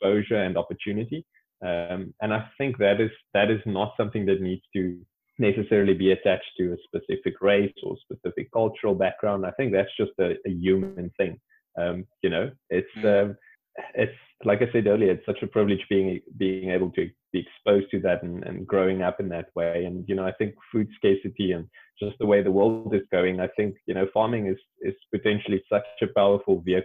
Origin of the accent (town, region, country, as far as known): South Africa; born or raised there; now in Cape Town, South Africa